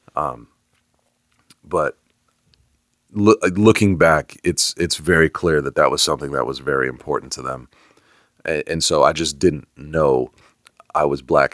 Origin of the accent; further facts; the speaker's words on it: Bay Area, California, United States; now in Atlanta, United States; I grew up in the Bay Area